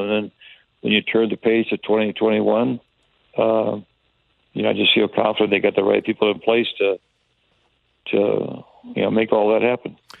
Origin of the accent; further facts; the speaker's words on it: Tampa, Florida, United States; moved away; when I was a kid, I grew up in Tampa